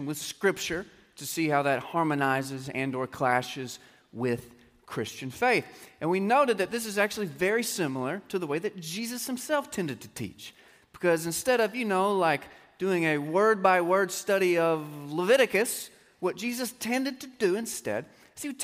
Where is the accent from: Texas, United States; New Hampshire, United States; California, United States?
Texas, United States; stubborn separatist swag that we Texans just naturally tend to have